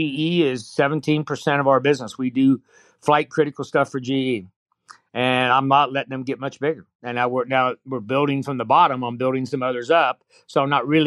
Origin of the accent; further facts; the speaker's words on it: Springfield, Ohio, United States; I'm from Springfield, Ohio.